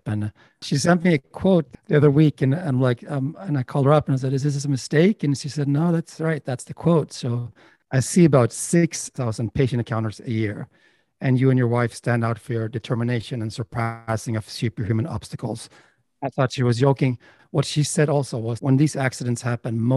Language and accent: English; Sweden; moved away as an adult; also born or lived in Los Angeles; now in United States; I'm from Sweden, and I was a filmmaker in Sweden and director